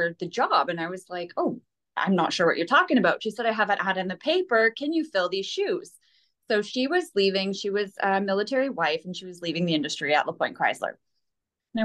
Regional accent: Petawawa, Ontario, Canada; also born or lived in Pembroke, Canada; I'm born and raised in Petawawa.

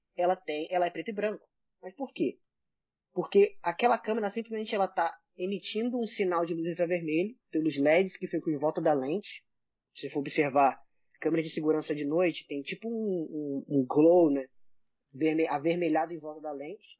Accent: Brazil; eu, sendo brasileiro

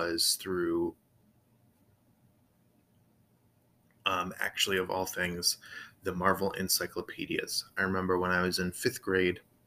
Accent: Florida, United States; So I grew up in Florida, a little different places in Florida, a lot of places in South Florida, but in Central Florida as well.

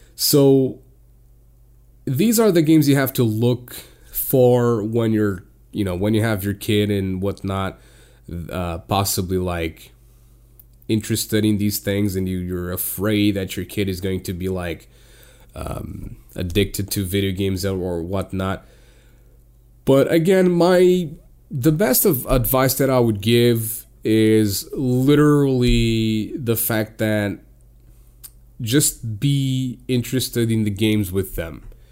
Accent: Portugal; I'm from Portugal

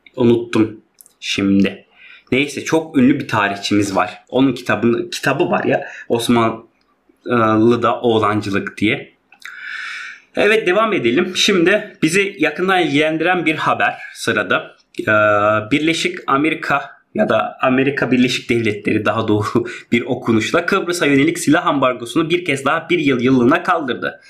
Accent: Hatay, Turkey; biz çok ya Hataylı olduğumuz

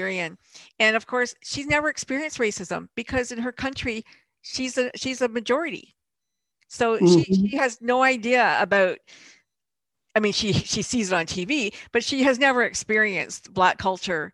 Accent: Canada; also born or lived in Europe / Louisville, Kentucky / St. Louis; I was born in Europe, but I grew up in Canada.

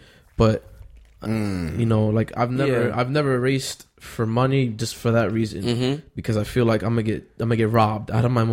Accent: New York, United States; we're from New York, we know how to hustle.

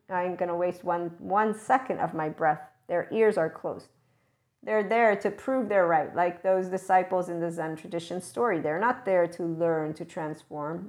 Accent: United States

